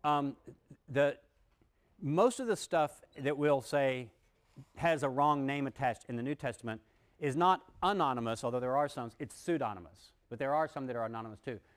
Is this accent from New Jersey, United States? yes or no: no; Texas, United States; when I was a kid growing up in Texas